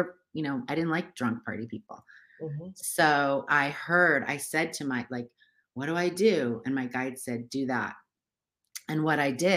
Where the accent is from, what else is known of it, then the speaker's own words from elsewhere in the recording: United States; I grew up in America